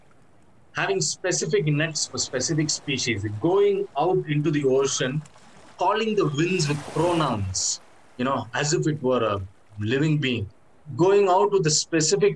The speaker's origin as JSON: {"language": "English", "town": "Chennai", "region": "Tamil Nadu", "country": "India", "said": "I'm from Chennai, so that specific coast I have a deep experience"}